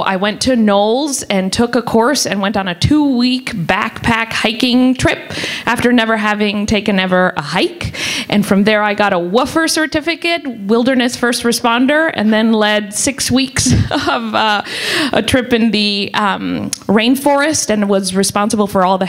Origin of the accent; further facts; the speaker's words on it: Mexico City, Mexico; moved away; I grew up in Mexico City and did classical ballet